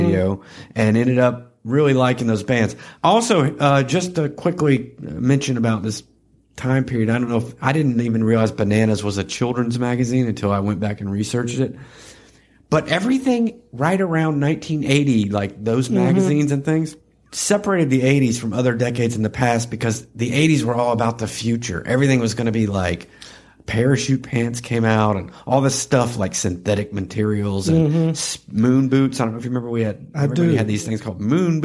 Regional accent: Tennessee, United States; also born or lived in Florida; I had just moved to Tennessee 1 year prior

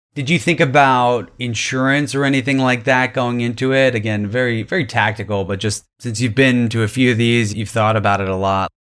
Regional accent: New York, United States; growing up in New York

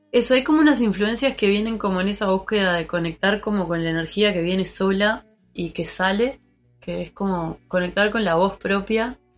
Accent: Montevideo, Uruguay; also born or lived in Treinta y Tres; de Montevideo, ah, eh, oriunda de Montevideo.

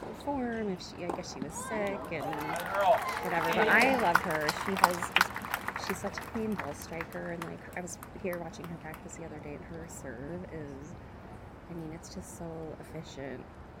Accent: Arizona, United States; I am from Arizona. I live in Scottsdale right now.

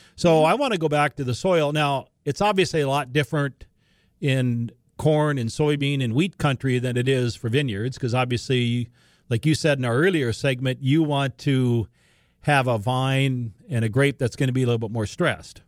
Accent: Larimore, North Dakota, United States; all the way up near Laramore, my hometown, Western Grand Forks

